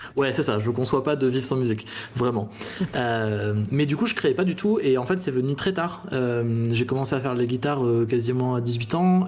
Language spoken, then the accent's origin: French; Chambéry, Auvergne-Rhône-Alpes, France; J'ai grandi en Savoie à Chambéry